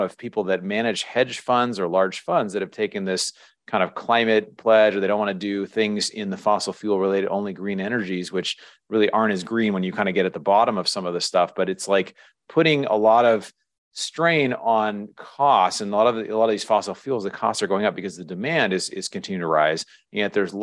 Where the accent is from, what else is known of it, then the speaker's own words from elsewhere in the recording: Seattle, Washington, United States; I grew up in Seattle